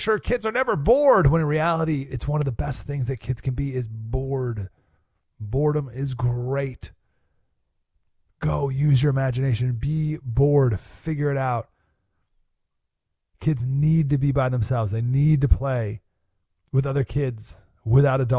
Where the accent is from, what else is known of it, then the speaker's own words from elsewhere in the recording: Skaneateles, New York, United States; now in Nashville, United States; Went to my hometown, Skinny Atlas, New York